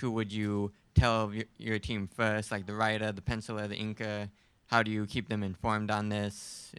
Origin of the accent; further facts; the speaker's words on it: Rochester, New York, United States; I'm an illustrator from Rochester, New York.